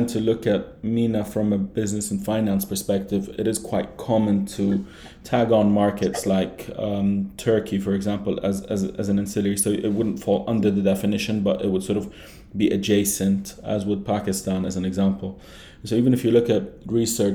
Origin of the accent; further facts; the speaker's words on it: Jordan; moved away as an adult; also born or lived in London; now in Dubai, United Arab Emirates; I was born and raised in Jordan and then moved to London for my undergrad